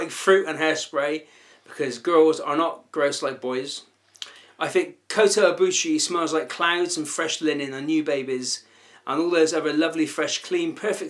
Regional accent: Bristol, South West England, United Kingdom; We're from Bristol. We're two. I'm approaching. I think I'm middle aged. I'm 42.

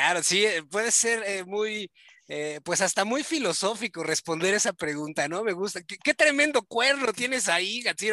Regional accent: Mexico; nosotros somos, somos de México

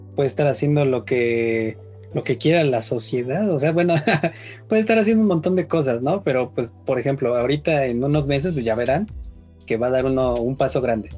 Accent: Mexico; somos mexicanos

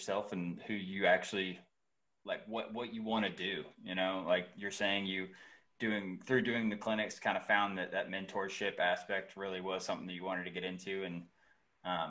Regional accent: Georgia, United States; moved away as an adult; now in North Carolina, United States; I grew up in Georgia, and I got married right after college and moved up here with my wife

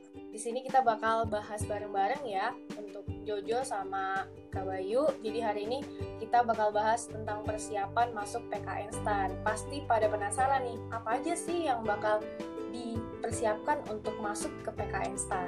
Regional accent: Dumai, Riau, Indonesia; moved away; also born or lived in Yogyakarta; aku dari Dumai.

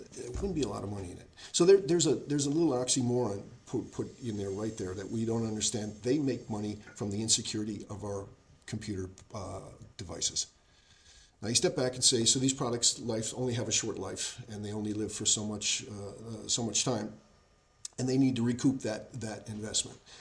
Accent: United States; I'm an American. That's in my DNA

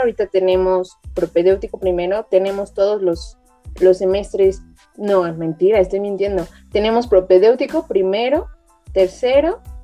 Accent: Toluca, State of Mexico, Mexico; yo soy de Toluca

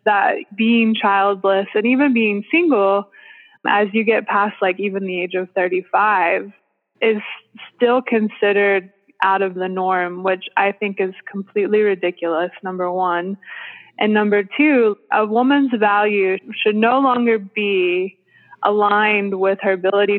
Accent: Western North Carolina, United States; moved away as an adult; also born or lived in Cambodia / South Florida; my hometown that I grew up

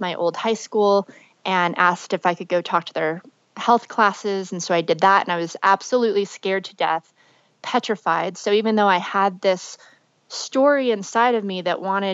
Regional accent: Las Vegas, Nevada, United States; I grew up in Las Vegas.

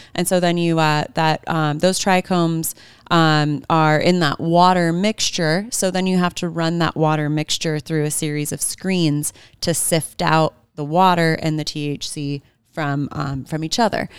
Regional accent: Bay Area, California, United States; also born or lived in Santa Barbara, California; I grew up in the Bay Area, California

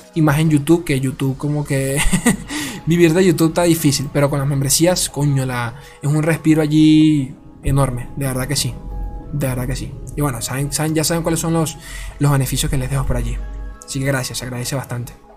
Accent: Venezuela; De Venezuela. Soy de Venezuela

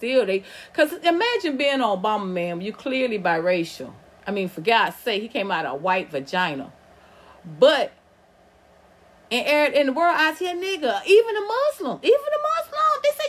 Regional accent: the South, United States; accent: Southern drawl; because I'm from the South. It's called a Southern drawl. Motherfucker, we just don't enunciate the same way y'all do.

